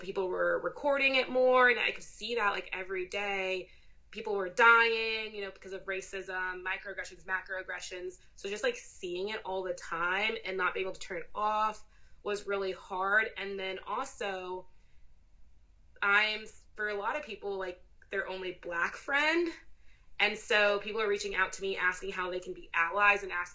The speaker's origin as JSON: {"language": "English", "country": "United States", "said": "I'm second generation American and that's part of my identity, like my parents, you know, being from Zimbabwe"}